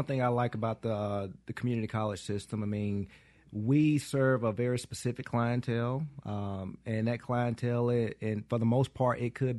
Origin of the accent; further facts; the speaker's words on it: Hattiesburg, Mississippi, United States; Born and raised in Hattiesburg, Mississippi. Been there my entire life. Did maybe a two-year stint where I lived on the Mississippi Gulf Coast. But other than that, Hattiesburg has always been home for me.